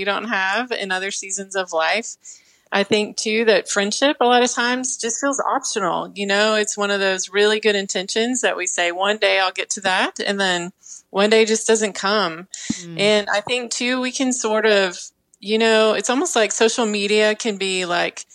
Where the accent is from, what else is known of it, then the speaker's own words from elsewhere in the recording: Texas, United States; now in Arkansas, United States; I grew up in Texas, but now live in Arkansas.